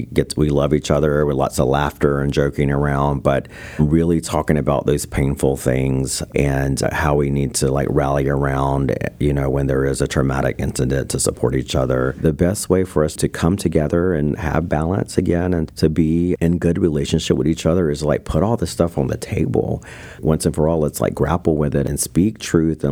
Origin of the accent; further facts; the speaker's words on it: North Carolina, United States; being Native American in North Carolina on the East Coast